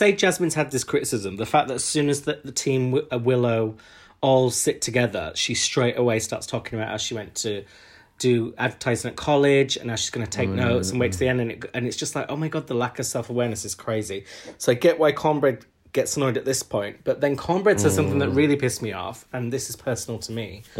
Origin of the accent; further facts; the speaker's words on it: Huddersfield, Yorkshire and the Humber, United Kingdom; I grew up in Huddersfield